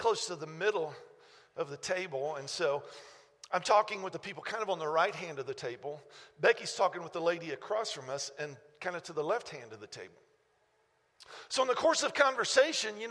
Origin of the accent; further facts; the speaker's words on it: United States; we grew up in America. I live in America